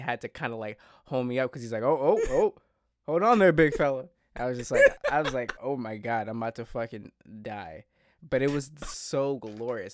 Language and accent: English; East Coast, United States; growing up on the East Coast